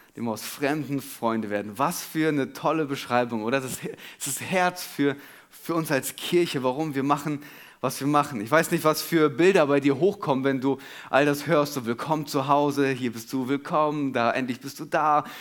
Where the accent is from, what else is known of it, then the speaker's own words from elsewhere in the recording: Germany; wir als Deutsche